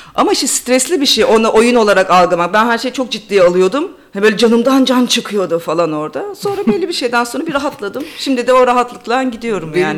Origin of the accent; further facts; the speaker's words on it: Bolu, Bolu Province, Turkey; moved away as an adult; also born or lived in Ankara / Durham, United Kingdom; now in London, United Kingdom; Türkiye'de Bolu'da büyüdüm, Ankara'da okudum